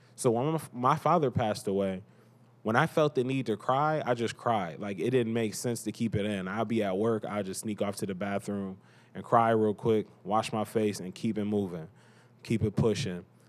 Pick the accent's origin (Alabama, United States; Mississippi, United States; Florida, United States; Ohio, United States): Ohio, United States; Cleveland; I am from Cleveland, Cleveland, Ohio.